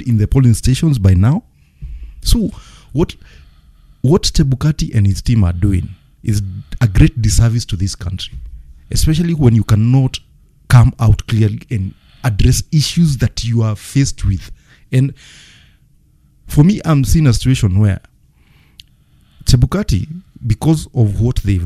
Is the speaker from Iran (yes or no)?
no; Kenya; As a Kenyan